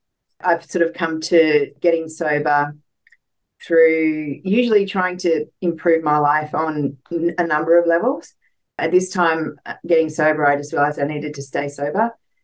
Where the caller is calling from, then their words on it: Canberra, Australian Capital Territory, Australia; I'm 49. I'm coming from Canberra, Australia.